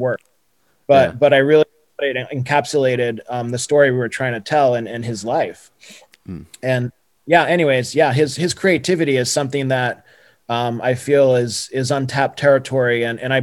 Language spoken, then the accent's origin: English; Brazil; moved away; I remember in Brazil, you know, I would literally go three times a week at least to like this little art house theater in my hometown